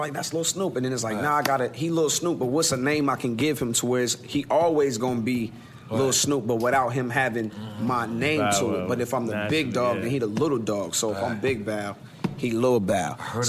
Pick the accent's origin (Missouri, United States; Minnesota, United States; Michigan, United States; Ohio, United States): Ohio, United States; Columbus; my hometown in Columbus, Ohio